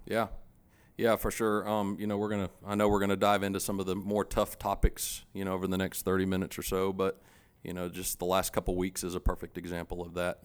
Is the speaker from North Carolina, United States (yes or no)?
yes; Charlotte, North Carolina, United States; I grew up here in Charlotte